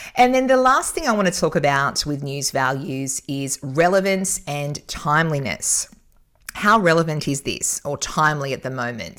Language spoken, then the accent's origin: English; Newcastle, New South Wales, Australia; Newcastle, my hometown